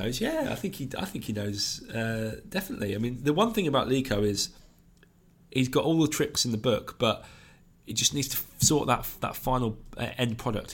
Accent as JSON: {"language": "English", "area": "South Coast", "region": "South East England", "country": "United Kingdom", "tie": "born or raised there", "said": "I grew up on the South Coast"}